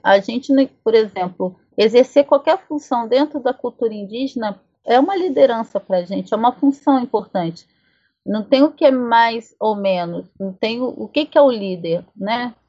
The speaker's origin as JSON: {"language": "Portuguese", "region": "south of Minas Gerais", "country": "Brazil", "said": "na minha terra, na, na no sul de Minas, enfim, por onde meus ancestrais passaram"}